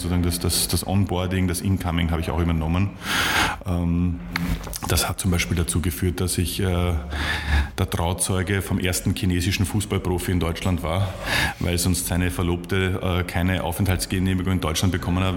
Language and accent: German; Vienna, Austria; moved away as an adult; also born or lived in Munich / Leipzig; die haben mich als, als Wiener sozusagen sehr schnell aufgenommen